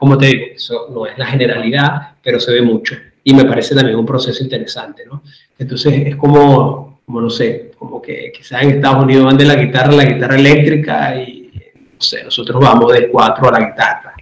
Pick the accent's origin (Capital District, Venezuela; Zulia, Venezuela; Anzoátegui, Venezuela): Capital District, Venezuela; Caracas; now in Madrid, Spain; soy venezolano, nací en Caracas, actualmente resido en Madrid